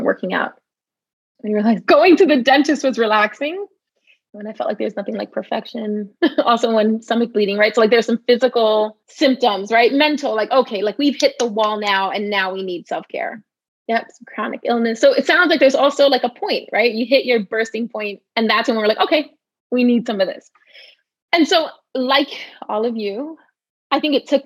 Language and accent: English; New York City, New York, United States; I grew up in the Bronx